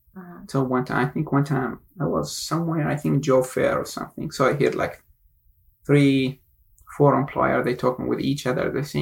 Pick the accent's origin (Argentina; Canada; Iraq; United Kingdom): Iraq; English is a second language; moved away as an adult; now in Charlottesville, United States; I'm Iraqi American, which is true. I grew up 27 years in Iraq